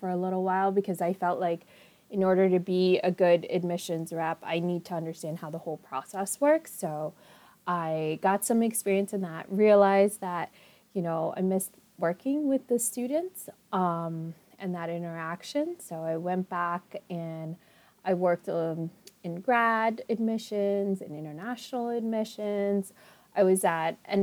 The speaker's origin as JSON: {"language": "English", "town": "New York City", "region": "New York", "country": "United States", "tie": "born or raised there", "also_born_or_lived": "Long Island", "said": "I grew up in Queens, I live in Long Island"}